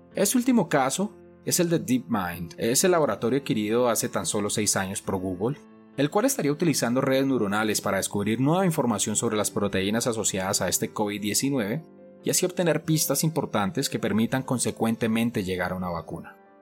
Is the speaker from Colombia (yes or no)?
yes; Colombia; en mi país, Colombia